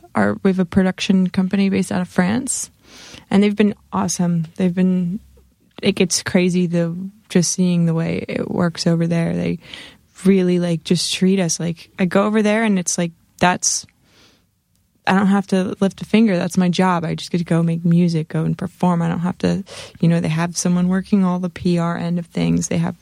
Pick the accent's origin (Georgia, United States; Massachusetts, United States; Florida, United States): Florida, United States; St. Petersburg; also born or lived in Lodi, California; I'm from Florida. Whereabouts? St. Petersburg.